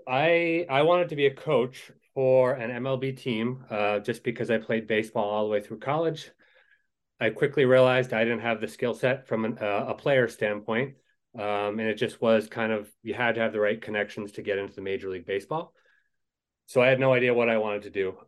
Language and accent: English; Maine, United States; moved away as an adult; now in Madison, United States; I am from the state of Maine originally.